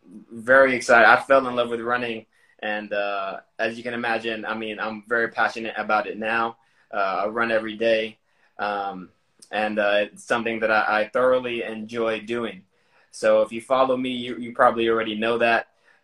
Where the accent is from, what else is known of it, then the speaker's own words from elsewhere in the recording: Houston, Texas, United States; also born or lived in San Diego, United States / Japan; So I was born in San Diego, California. When I was two and a half, we relocated to Japan. I spent 3 years overseas in Japan. When I was five, we moved back to the U.S., where I mostly grew up in Houston, Texas.